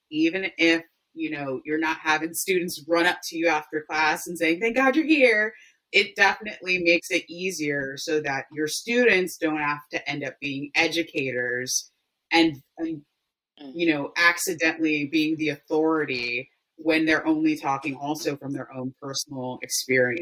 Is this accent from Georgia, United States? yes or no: no; Baltimore, Maryland, United States; I'm from Baltimore, born and raised